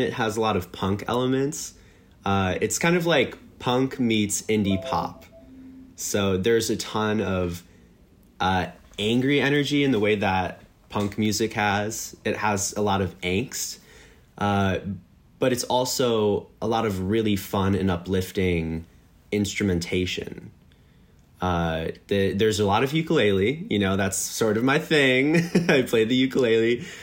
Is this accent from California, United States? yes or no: no; Des Plaines, Illinois, United States; now in Los Angeles, United States; I grew up in Des Plaines, uh, just five minutes from O'Hare.